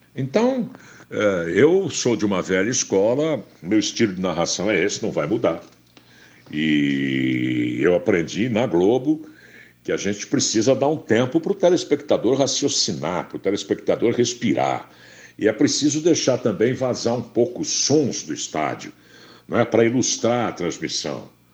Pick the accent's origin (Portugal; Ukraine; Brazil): Brazil; Campinas, São Paulo; no interior do estado de São Paulo, em Campinas, onde, onde eu nasci.